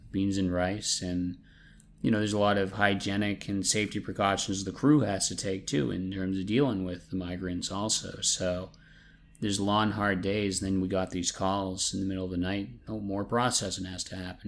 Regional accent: New England, United States; I'm from New England

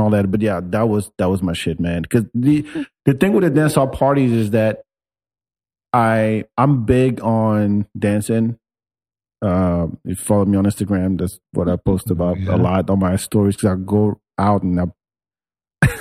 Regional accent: France; now in Austin, United States; I grew up in France

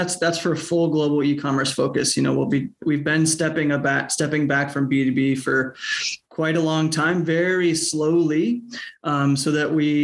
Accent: Minnesota, United States; moved away as an adult; also born or lived in Southeast Asia; we're from Minnesota, so this is our soft landing

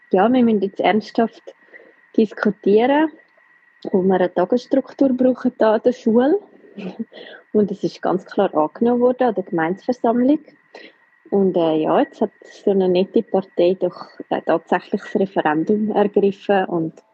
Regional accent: Switzerland; bei uns in der Schweiz. Wir wohnen äh, schon sehr ländlich

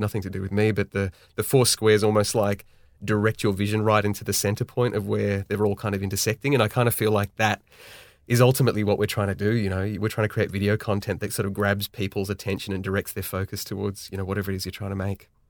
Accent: Sydney, New South Wales, Australia; born and raised in Sydney, Australia.

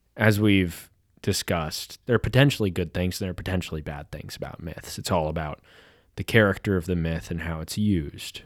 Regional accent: Kansas City, United States; now in California, United States; I'm living in California now, but I'm from Kansas City

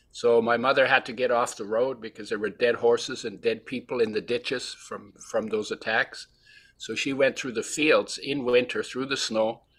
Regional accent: Poland; born there; moved away; I was born in 1942 in Poland, which was then part of Germany

